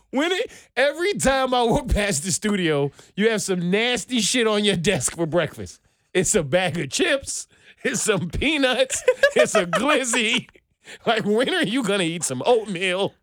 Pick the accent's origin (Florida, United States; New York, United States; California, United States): New York, United States; now in Atlanta, United States; As a New Yorker